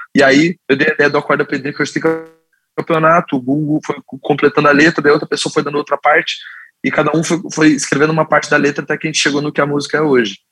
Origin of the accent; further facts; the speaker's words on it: Curitiba, Paraná, Brazil; nós cinco somos nascidos e criados em Curitiba